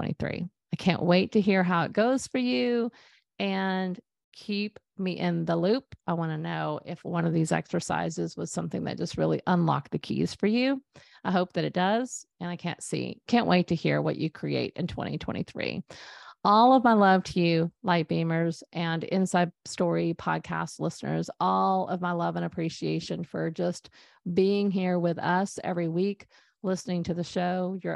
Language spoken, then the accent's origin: English; Texas, United States; a lake house that we grew up at in East Texas.